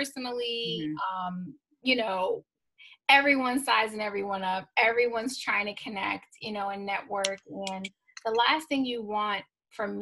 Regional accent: Binghamton area, New York, United States; I have a Rod Serling high school diploma

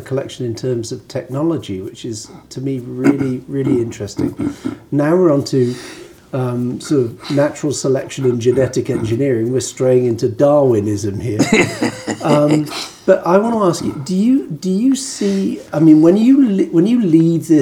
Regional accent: United Kingdom; growing up in Britain

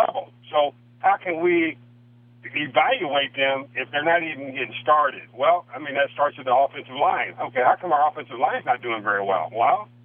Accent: Missouri, United States; moved away as an adult; also born or lived in Canada / Cleveland; I grew up in Missouri

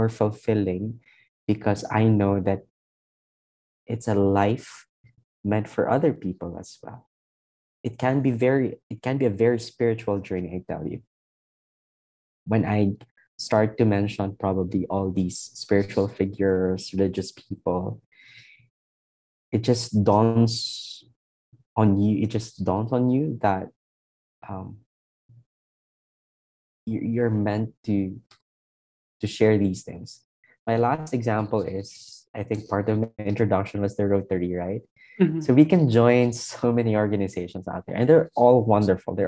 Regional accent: Iloilo City, Western Visayas, Philippines; moved away as an adult; I came from a two-week visit from my hometown in Iloilo

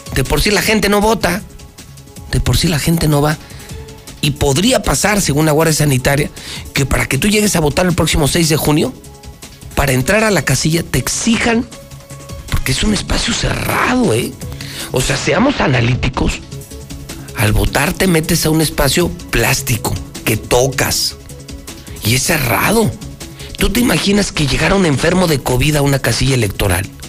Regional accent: Mexico; no soy romano, soy mexicano

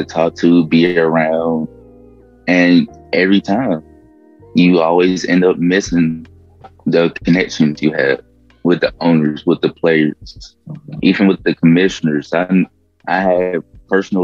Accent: Memphis, Tennessee, United States; also born or lived in Maine; I'm from Memphis, Tennessee.

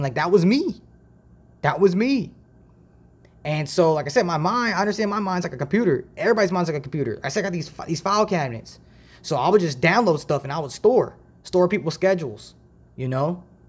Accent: Dayton, Ohio, United States; also born or lived in Toledo, Ohio; I was born and raised in Dayton, Ohio

